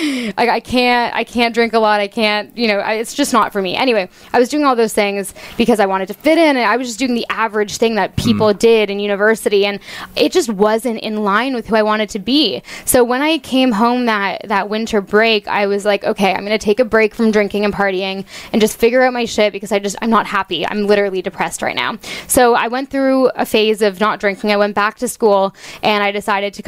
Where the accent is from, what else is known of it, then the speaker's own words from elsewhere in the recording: Toronto, Ontario, Canada; moved away as an adult; also born or lived in Halifax; now in United States; I'm from Toronto, so I wanted to go to the farthest university I could in Canada